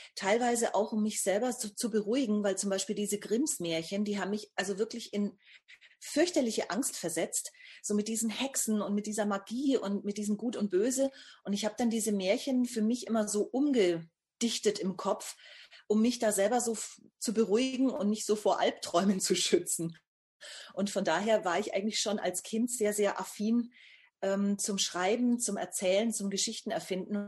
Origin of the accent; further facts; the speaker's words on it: Bamberg, Bavaria, Germany; Ich bin geboren in Bamberg. Das liegt also in Nordbayern bzw. Oberfranken